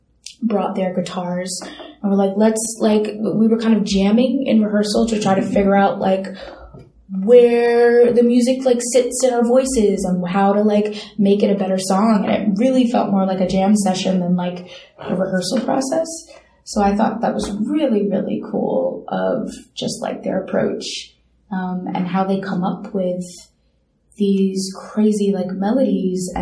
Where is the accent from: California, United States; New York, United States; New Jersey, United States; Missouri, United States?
New York, United States; New York City; also born or lived in London; I was born in London, but I was raised in Midwood. But, yeah, I've lived in Brooklyn my whole entire life